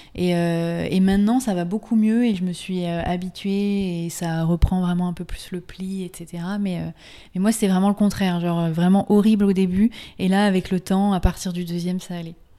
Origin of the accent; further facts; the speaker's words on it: France; accent: French; avec mon super accent français